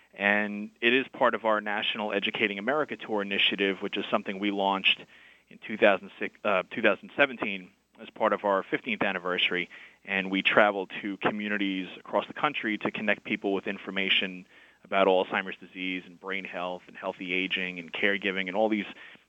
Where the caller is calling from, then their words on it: Manhattan, New York, United States; I am calling from Manhattan.